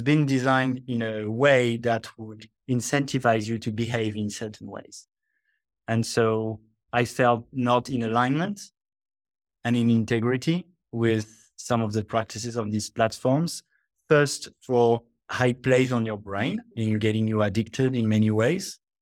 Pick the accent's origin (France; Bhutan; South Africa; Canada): France; moved away as an adult; also born or lived in Australia; now in Bali, Indonesia; I grew up in France in a pretty athe-, atheist con-